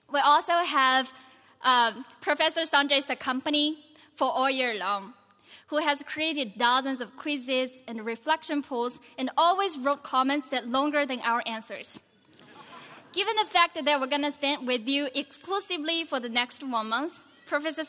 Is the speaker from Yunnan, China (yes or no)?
yes; Yunnan, China; moved away; I'm from Yunnan province of China.